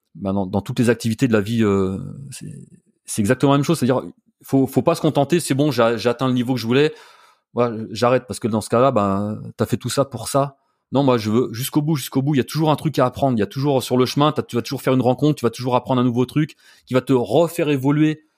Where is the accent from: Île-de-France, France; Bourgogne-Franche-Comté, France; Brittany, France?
Bourgogne-Franche-Comté, France; Burgundy; now in Paris, France; je suis originaire de Bourgogne